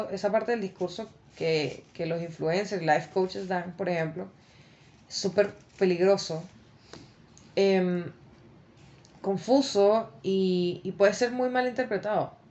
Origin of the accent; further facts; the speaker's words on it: Venezuela; moved away; yo me vine de Venezuela eh, y viajé durante dos semanas por tierra.